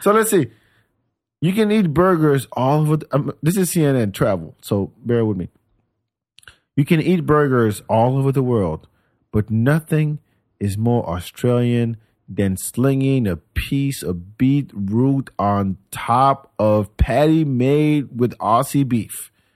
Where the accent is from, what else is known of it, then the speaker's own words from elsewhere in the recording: France; moved away as an adult; also born or lived in Senegal; now in Austin, United States; I grew up on Senegalese food in France